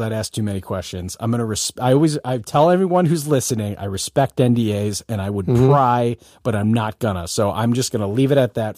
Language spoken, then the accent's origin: English; Michigan, United States; growing up in Michigan